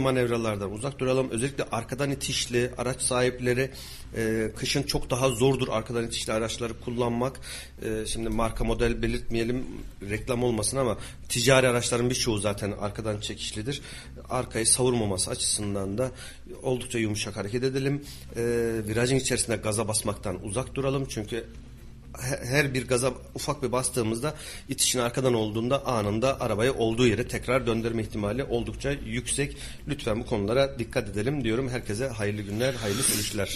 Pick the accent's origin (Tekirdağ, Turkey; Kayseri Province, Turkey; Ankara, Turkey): Kayseri Province, Turkey; Kayseri